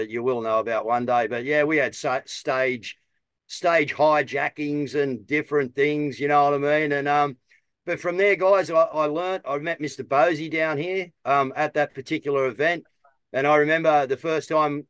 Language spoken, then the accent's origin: English; Australia; I'm just an Aussie